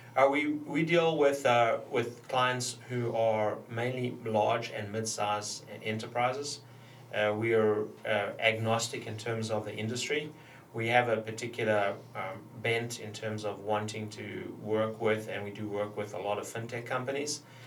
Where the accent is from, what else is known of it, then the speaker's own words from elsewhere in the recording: South Africa; moved away; growing up in South Africa